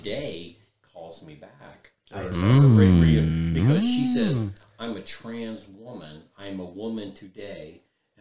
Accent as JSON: {"language": "English", "region": "the South", "country": "United States", "tie": "born or raised there", "said": "I was born in the South"}